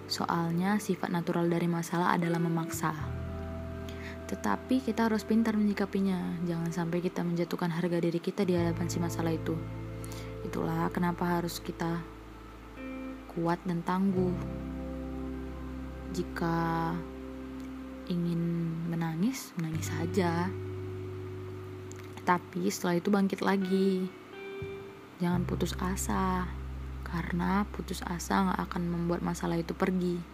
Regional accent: Medan, North Sumatra, Indonesia; born there; Aku lahir di kota Medan 21 tahun yang lalu.

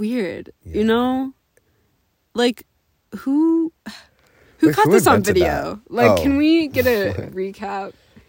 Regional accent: Minnesota, United States; we're Minnesotan girlies. Yeah. So there is no such thing as elevation where we're from.

